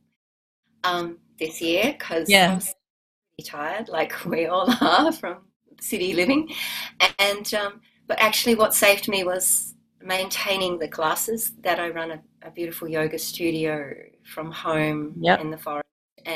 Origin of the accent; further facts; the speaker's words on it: Australia; also born or lived in Byron Bay / Wahroonga; I'm Australian.